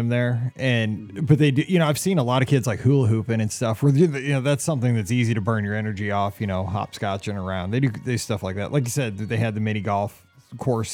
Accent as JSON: {"language": "English", "region": "Midwest", "country": "United States", "said": "Being a Midwesterner"}